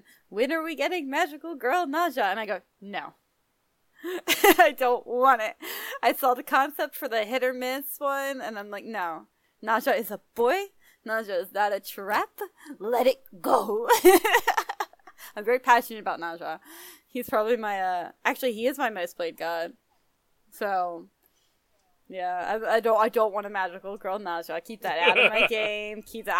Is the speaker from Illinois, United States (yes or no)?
no; Philadelphia, Pennsylvania, United States; I'm from Philadelphia.